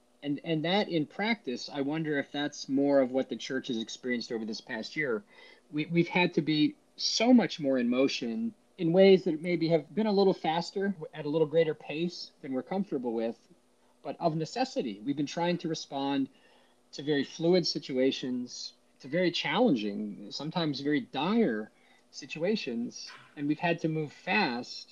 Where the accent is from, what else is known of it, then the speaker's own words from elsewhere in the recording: Washington, District of Columbia, United States; growing up in the Washington, D.C. metro area